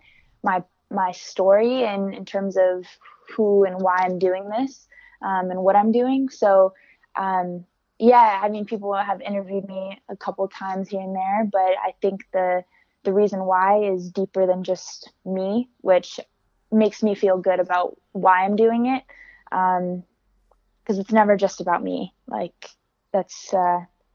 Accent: Alameda, California, United States; I'm from Alameda, California

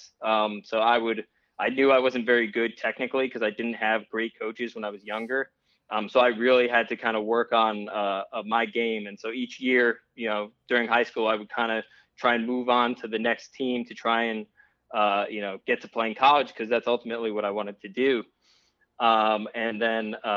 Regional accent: Trumbull, Connecticut, United States; now in Charlotte, United States; I'm originally from Trumbull, Connecticut, the 203. I currently live in Charlotte, North Carolina

